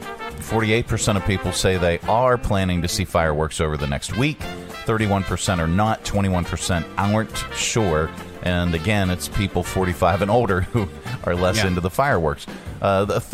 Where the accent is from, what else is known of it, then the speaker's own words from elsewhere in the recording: United States; I'm American.